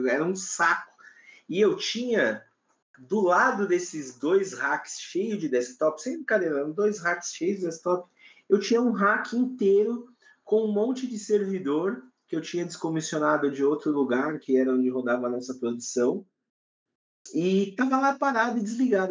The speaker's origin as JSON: {"language": "Portuguese", "country": "Brazil", "said": "eu, aqui no Brasil, sou brasileiro"}